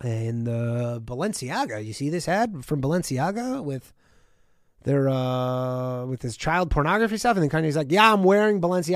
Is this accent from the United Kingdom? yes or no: no; Canada; my home country of Canada